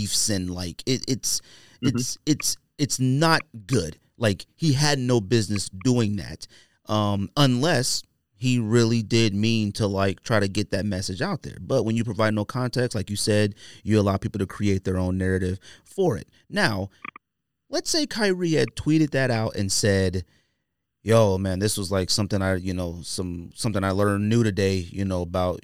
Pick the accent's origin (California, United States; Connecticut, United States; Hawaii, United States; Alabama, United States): California, United States; Bay Area; I'm from the Bay Area